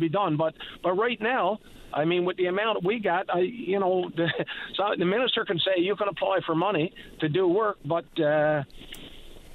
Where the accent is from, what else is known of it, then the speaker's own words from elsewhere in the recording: Labrador Straits, Newfoundland and Labrador, Canada; I'm from the Labrador Straits